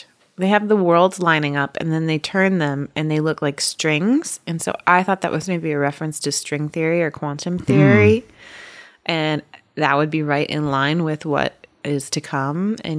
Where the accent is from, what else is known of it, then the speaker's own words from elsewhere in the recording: United States; And I'm just unaware because I'm a American and I haven't had the pleasure.